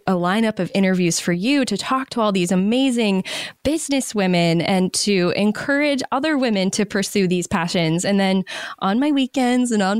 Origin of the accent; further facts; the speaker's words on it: Maine, United States; moved away; I moved back to my home state of Maine during the pandemic.